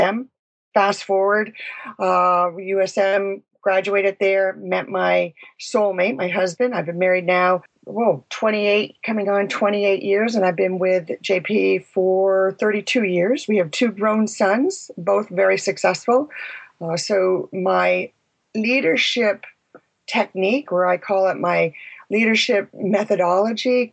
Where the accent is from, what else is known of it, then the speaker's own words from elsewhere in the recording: Vermont, United States; I was born and raised in Vermont.